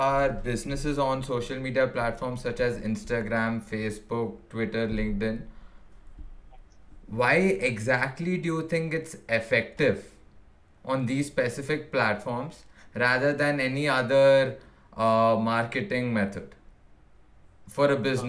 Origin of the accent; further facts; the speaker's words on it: Hyderabad, Telangana, India; See, basically right now what I saw was locally I'm from Hyderabad